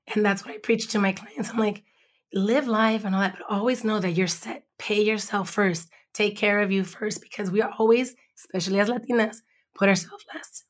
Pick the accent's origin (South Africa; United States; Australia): United States; Los Angeles, California; now in Compton, United States; I grew up in Watts, born in East L